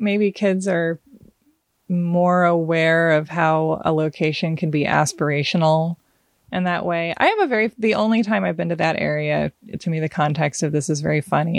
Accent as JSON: {"language": "English", "town": "Portland", "region": "Oregon", "country": "United States", "tie": "born or raised there", "also_born_or_lived": "Hawaii", "said": "I grew up, uh, in the country outside Portland, Oregon, kind of in farmy country, um, and then also in Hawaii for several years"}